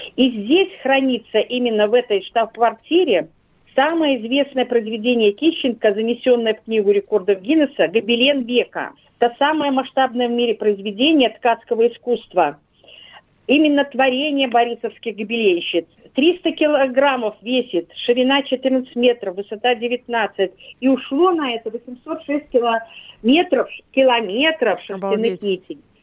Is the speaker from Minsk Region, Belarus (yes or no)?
yes; Barysaw, Minsk Region, Belarus; now in Moscow, Russia; моей малой родиной или второй моей родиной, или первой, наверно, где я родилась